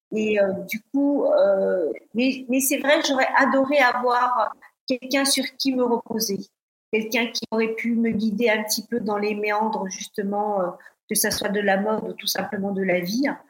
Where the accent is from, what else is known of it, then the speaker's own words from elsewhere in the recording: Paris, Île-de-France, France; moved away as an adult; also born or lived in Côte d'Azur / London / Denmark; en tant que Parisienne arrivée sur la Côte d'Azur